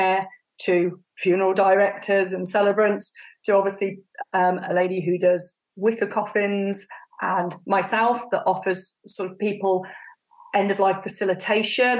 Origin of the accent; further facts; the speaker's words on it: Warwickshire, West Midlands, United Kingdom; I grew up in Warwickshire, which is in the middle of the UK